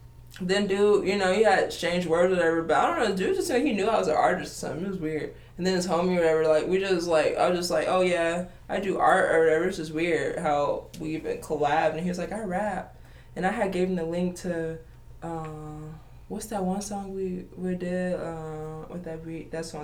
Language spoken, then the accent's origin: English; Georgia, United States; I'm visiting here from Georgia right now, so we just, you know, we chilling. You know, this is always home.